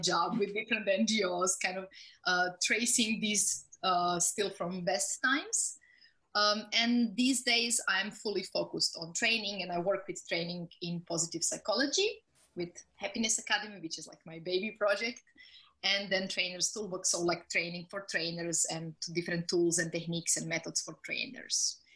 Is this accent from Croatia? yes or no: yes; Zagreb, City of Zagreb, Croatia; born or raised there